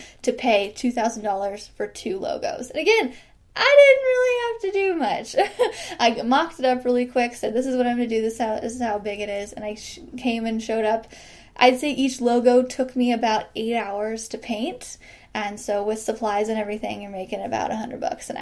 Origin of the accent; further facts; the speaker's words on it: Midwest, United States; I'm from the Midwest